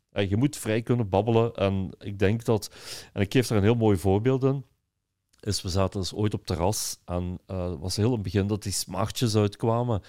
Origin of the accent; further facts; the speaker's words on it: Belgium; als Belgen